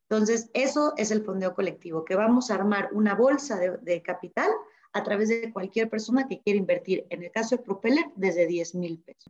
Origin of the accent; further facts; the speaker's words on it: Mexico; los mexicanos somos abiertos, somos flexibles